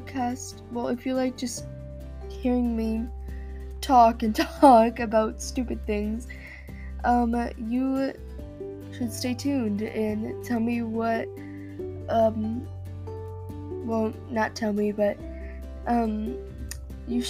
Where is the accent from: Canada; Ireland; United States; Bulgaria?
Canada; I'm from Canada